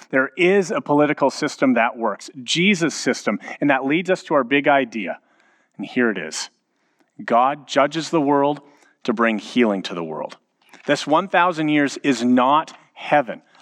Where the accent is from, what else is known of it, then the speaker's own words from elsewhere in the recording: Edmonton, Alberta, Canada; both of us, having been born and raised in Edmonton